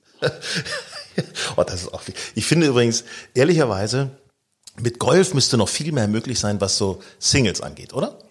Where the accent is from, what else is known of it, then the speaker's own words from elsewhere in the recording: Northern Germany, Germany; also born or lived in Hanover; Wir stammen ja aus Norddeutschland